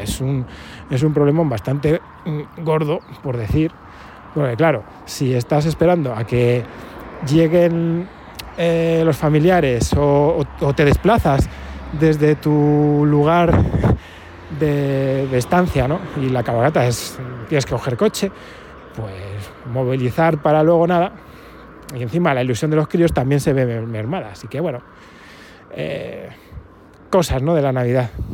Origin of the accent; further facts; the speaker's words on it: Palencia, Castile and León, Spain; mi ciudad natal, Palencia